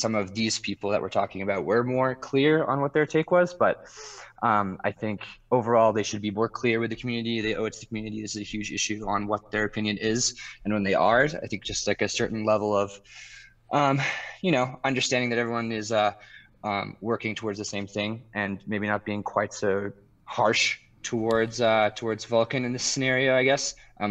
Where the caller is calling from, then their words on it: Steamboat Springs, Colorado, United States; I'm calling from Steamboat Springs, Colorado.